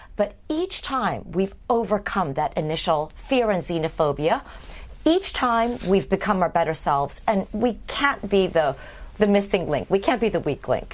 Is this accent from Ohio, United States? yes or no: no; Berkeley, California, United States; moved away as an adult; also born or lived in Indiana, US (Midwest) / East Coast, United States; I grew up seven years in the Midwest, and then I my father moved to Berkeley, so I grew up. I spent seven years in high school there